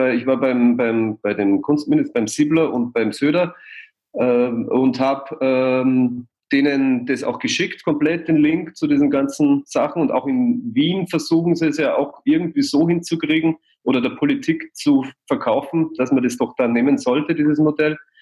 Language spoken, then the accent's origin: German; Passau, Bavaria, Germany; now in Munich, Germany; in Passau, wo ich herkomme